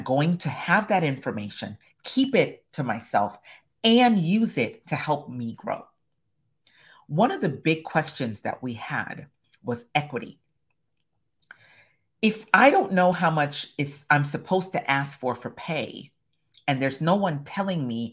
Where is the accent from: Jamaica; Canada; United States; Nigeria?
Jamaica; I'm Caribbean, I'm Jamaican